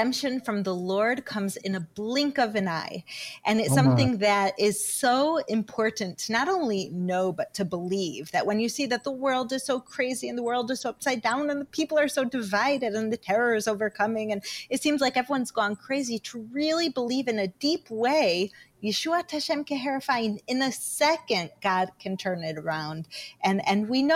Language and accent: English; United States; moved away as an adult; now in Israel; I grew up in America, and I grew up on the saying, don't talk to strangers